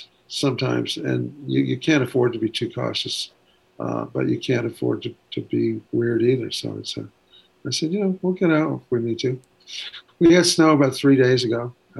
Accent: Ventura, California, United States; also born or lived in Waco, United States; I grew up I was born in Texas, Waco, or Waco as I've called it for years. But from 2 years of age on, I was in Ventura, California, which is on the coast.

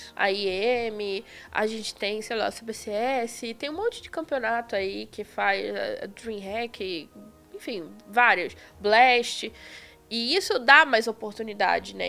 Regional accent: Belford Roxo, Rio de Janeiro, Brazil; moved away as an adult; now in São Paulo, Brazil; Antes eu morava em Belfor Roxo, no Rio de Janeiro

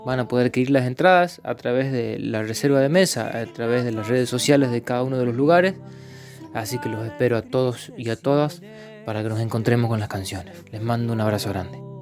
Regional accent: Tucumán, Argentina; now in San Martín de los Andes, Argentina; soy músico, cantor tucumano

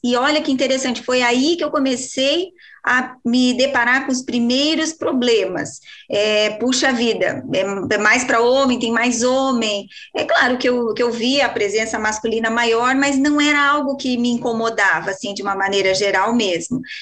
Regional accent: Rio Grande do Sul, Brazil; eu sou gaúcha

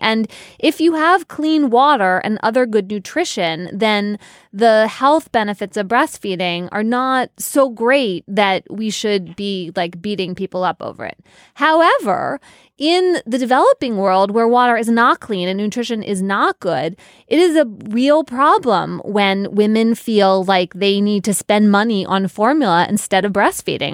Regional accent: United States; as American women

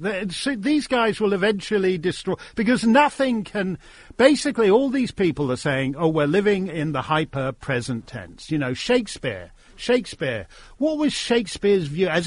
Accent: Connecticut, United States; I grew up in Connecticut and went to Dartmouth

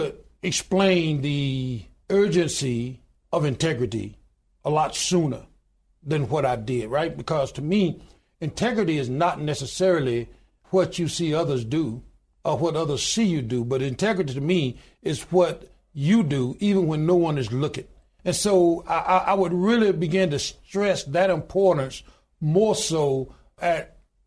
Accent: Goodwater, Alabama, United States; I was born in the Deep South. I was born in a little small town in Goodwater, Alabama, population 1,292 today.

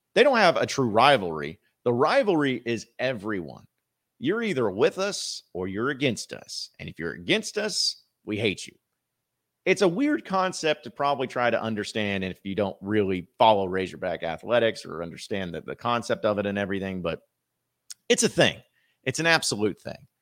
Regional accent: Fayetteville, Arkansas, United States; Northwest Arkansas, Fayetteville, my hometown

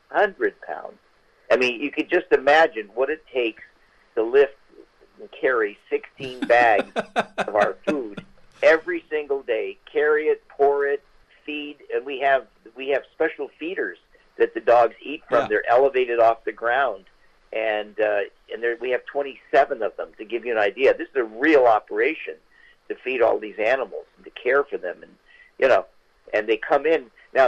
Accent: California, United States; We're from Northern California.

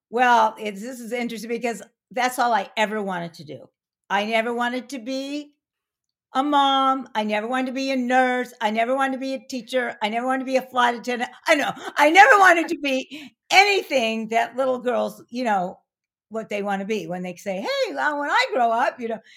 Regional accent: Pasadena, California, United States; also born or lived in Arcadia / San Francisco; I was born in that hospital, I was born in Pasadena

